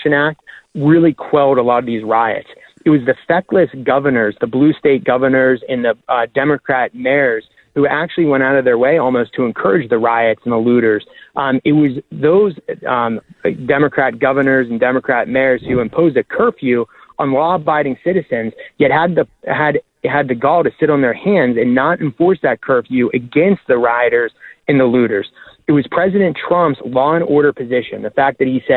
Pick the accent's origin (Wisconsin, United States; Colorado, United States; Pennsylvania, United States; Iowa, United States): Pennsylvania, United States; Washington County; we're both from Washington County